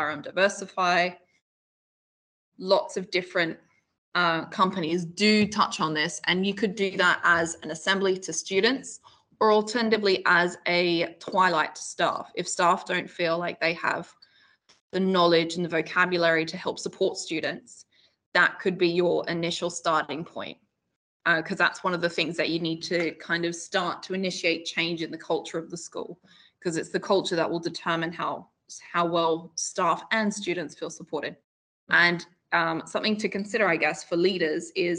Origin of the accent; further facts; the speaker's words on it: Australia; now in United Kingdom; I grew up in Australia